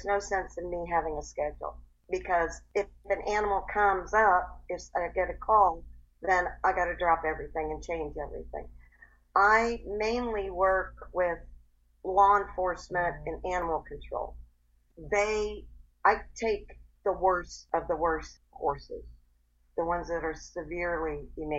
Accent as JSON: {"language": "English", "town": "Erie", "region": "Pennsylvania", "country": "United States", "moved": "as an adult", "lives_now": "Union County, North Carolina, United States", "said": "I am originally from Erie, Pennsylvania"}